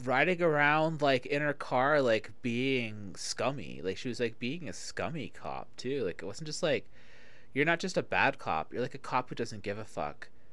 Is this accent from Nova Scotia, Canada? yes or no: no; Toronto, Ontario, Canada; moved away; I grew up in Toronto. So that was the time period that I grew up there. Uh, I left Toronto in, like, at the end of 94, 95.